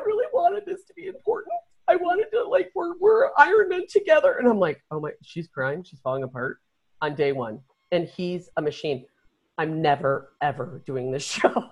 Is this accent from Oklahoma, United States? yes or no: no; Chicago, Illinois, United States; we grew up in Chicago, and our house was built in 1910